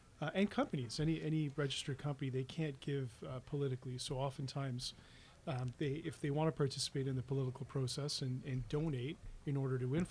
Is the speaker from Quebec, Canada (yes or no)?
no; Toronto, Ontario, Canada; we've grown up together growing up in Scarborough